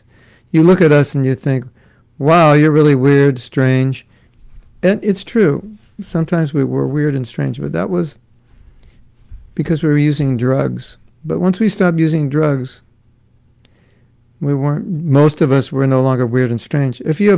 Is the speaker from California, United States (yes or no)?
yes; Los Angeles, California, United States; I grew up in Los Angeles. And you might say, oh, Los Angeles, it's such a big city.